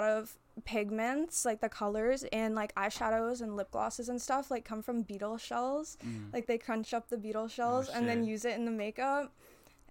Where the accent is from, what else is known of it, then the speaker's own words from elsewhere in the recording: Canada; I was born in Canada